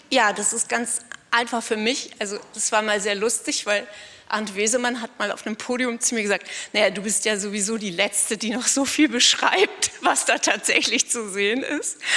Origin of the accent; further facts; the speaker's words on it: Northern Germany, Germany; Fand, ich bin Norddeutsche und da gab es diese ganzen großgewachsenen blonden Mädchen, die das unheimlich gut konnten, ich nicht.